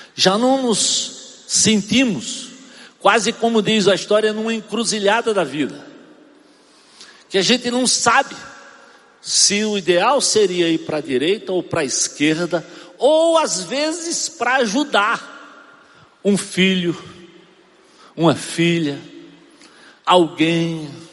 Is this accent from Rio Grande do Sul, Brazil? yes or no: no; Arcoverde, Pernambuco, Brazil; moved away; Eu sou de Arco Verde, Pernambuco.